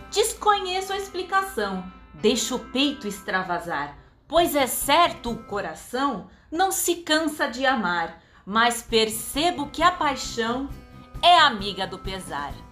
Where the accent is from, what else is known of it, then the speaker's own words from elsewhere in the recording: São Paulo, Brazil; sou de São Paulo sou atriz e poeta